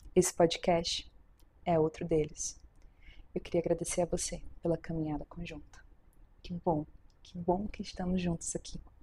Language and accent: Portuguese; Natal, Rio Grande do Norte, Brazil; moved away as an adult; now in Belo Horizonte, Brazil; Eu sou potiguar, nascida em Natal, mas hoje eu moro em Belo Horizonte, na terra das alterosas